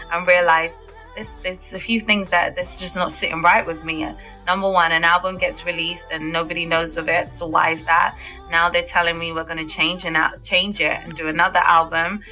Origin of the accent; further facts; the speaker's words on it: London, United Kingdom; I'm born and raised in North London